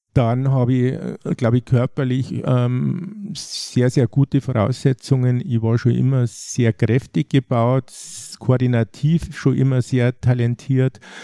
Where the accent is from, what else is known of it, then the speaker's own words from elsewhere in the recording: Traunstein, Bavaria, Germany; hier in meiner Heimatregion